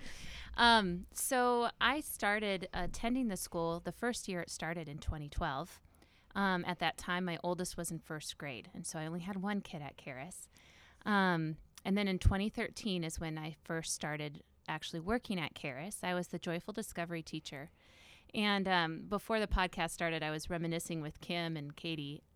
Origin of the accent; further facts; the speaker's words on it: Northwest Iowa, United States; I grew up in Northwest Iowa